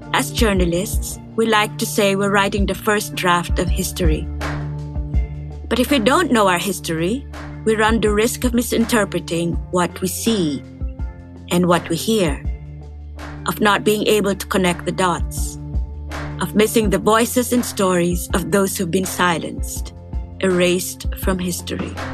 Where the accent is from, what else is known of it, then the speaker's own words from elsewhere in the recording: Manila, Metro Manila, Philippines; I was born and raised in Manila, in the Philippines, where America looms large.